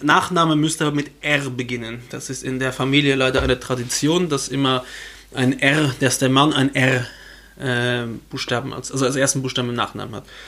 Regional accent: Luxembourg; bei uns in Luxemburg

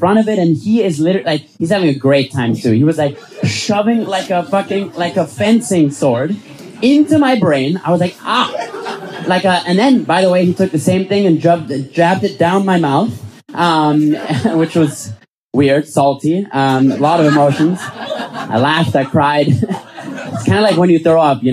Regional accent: Vienna, Austria; I'm from Vienna

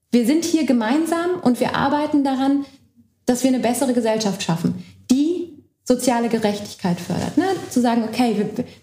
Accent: Berlin, Germany; ich meine, ich bin in Berlin aufgewachsen und für mich war Ost-West nie ein Thema, bis ich aus Berlin weggezogen bin

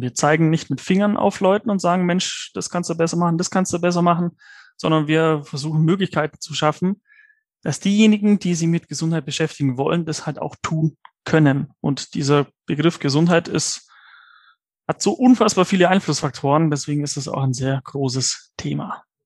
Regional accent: Allgäu, Bavaria, Germany; ich bin ja gebürtiger Allgäuer

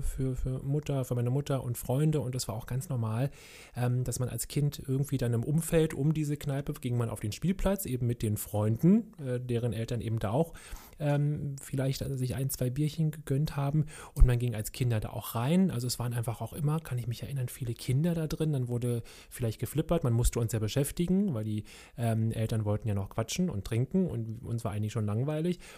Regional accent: Berlin, Germany; ich bin ja groß geworden in Kreuzberg, SO36.

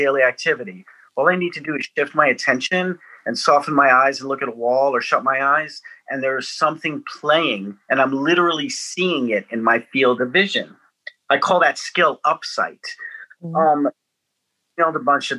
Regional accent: Atlanta, Georgia, United States; I'm from Atlanta, Georgia

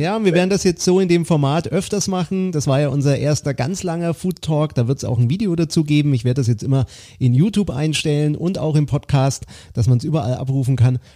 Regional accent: Franconia, Bavaria, Germany; bei uns im Süden, lieber Ralf, hier in Franken

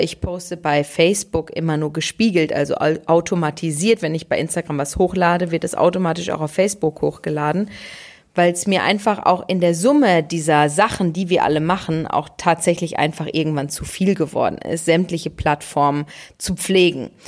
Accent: Ruhr area, North Rhine-Westphalia, Germany; bei uns im Ruhrgebiet

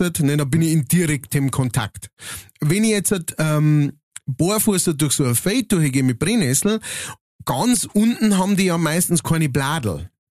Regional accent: Upper Palatinate, Bavaria, Germany; bei uns in der Oberpfalz

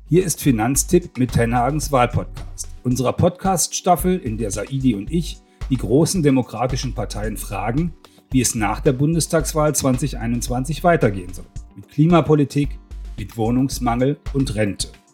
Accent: North Rhine-Westphalia, Germany; im Westfälischen, wo ich herkomme

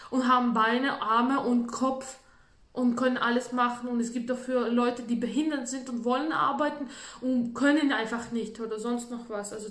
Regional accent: Latvia; German is a second language; bei uns in Lettland, ich komme ja aus Lettland, und bei uns ist üblich, dass äh, jeder macht für sich extrem schön in den Wohnungen.

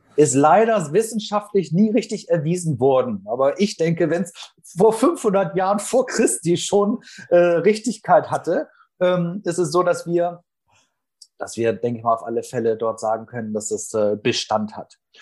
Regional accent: Northern Germany, Germany; komme aus Norddeutschland

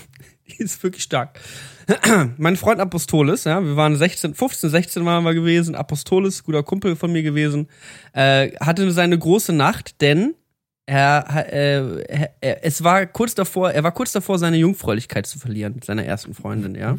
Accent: Berlin, Germany; Ich komme aus Berlin

